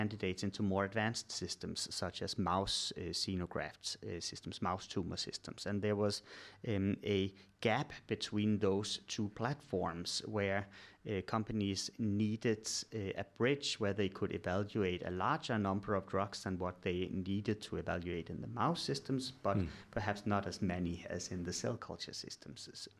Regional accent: Denmark; English is a second language; moved away as an adult; now in Sweden; I'm originally from Denmark, but moved to Sweden in 2006 when I started doing my PhD at the Karolinska Institute.

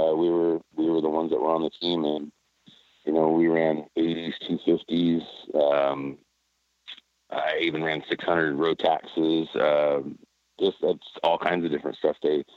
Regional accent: Salinas, California, United States; Yeah, it's a typical city, and just, I mean, kind of country out where I was living, and a lot of riding

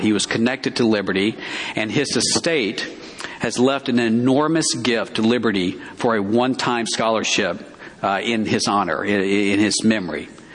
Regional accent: Alabama, United States; moved away as an adult; I grew up in Alabama.

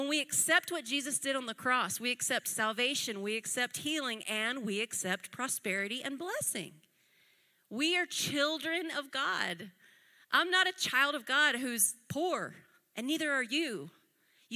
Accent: United States; I'm American

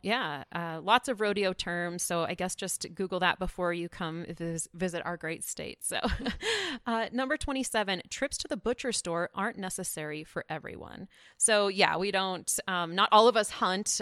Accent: Powell, Wyoming, United States; I am from Wyoming

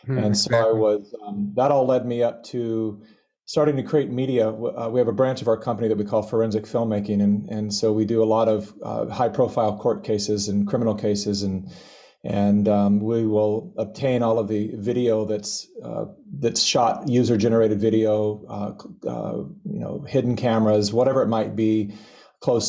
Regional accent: California, United States; I was born and raised in California

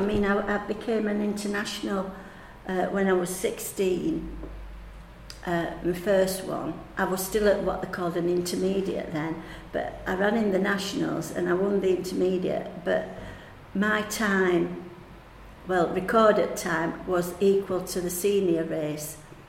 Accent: United Kingdom; You know, you don't often get that, and we're two British in the same final, do you?

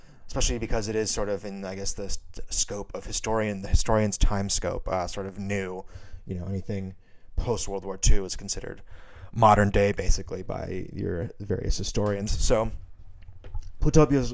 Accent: Missoula, Montana, United States; growing up in Missoula, Montana

